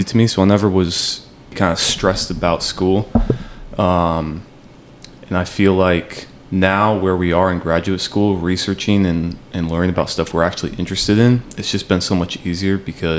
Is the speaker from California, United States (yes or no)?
no; Las Vegas, Nevada, United States; also born or lived in Flagstaff, Arizona; even though I'm from Vegas